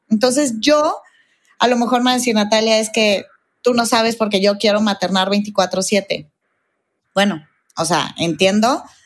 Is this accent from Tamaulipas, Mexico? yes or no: no; Guadalajara, Jalisco, Mexico; now in Mexico City, Mexico; soy de Guadalajara, vivo en México